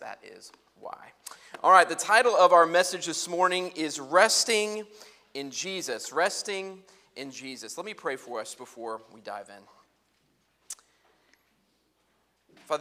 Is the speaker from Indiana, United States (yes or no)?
yes; Muncie, Indiana, United States; I was a big oboe fish in a very small musical pond in Muncie, Indiana